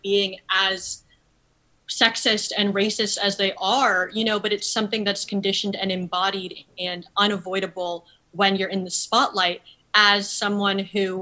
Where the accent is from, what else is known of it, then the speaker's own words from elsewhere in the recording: New Haven, Connecticut, United States; I didn't have a very Asian filled community growing up in New Haven